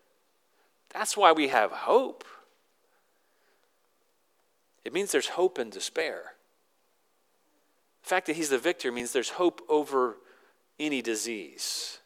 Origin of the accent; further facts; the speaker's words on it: Virginia, United States; I grew up in Virginia